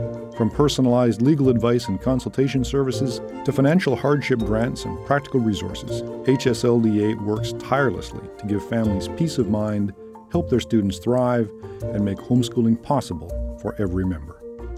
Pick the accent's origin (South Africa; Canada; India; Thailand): Canada; also born or lived in Alberta; now in United States; As a Canadian myself living in the U.S.